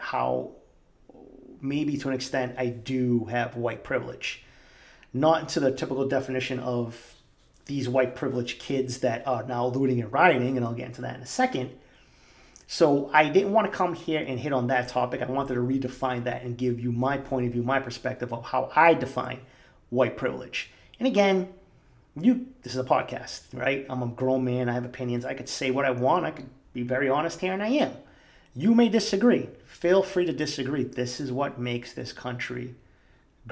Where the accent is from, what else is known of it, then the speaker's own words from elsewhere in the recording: Boston, Massachusetts, United States; growing up in East Boston